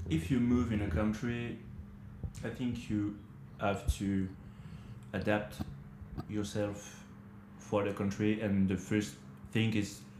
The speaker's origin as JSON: {"language": "English", "country": "France", "second_language": "English", "moved": "as an adult", "lives_now": "New Zealand", "said": "I started learning English uh, at school, but the problem with um, learning English in France, it's the teacher in France are not English people"}